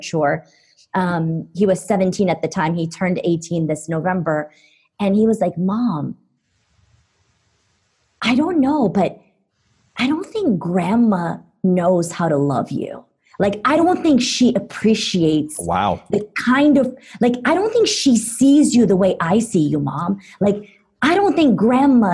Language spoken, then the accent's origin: English; Istanbul, Turkey; moved away as an adult; now in United States; I grew up in Istanbul, Turkey up until the age of 17. And then I moved to the U.S. as an international student.